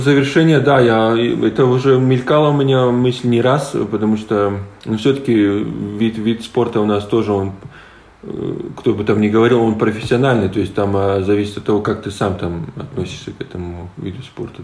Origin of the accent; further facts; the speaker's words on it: Latgale, Latvia; first language Polish; Russian is a second language; also born or lived in Lithuania; нам было, наверное, по 4 годика, и родители переехали в Латвию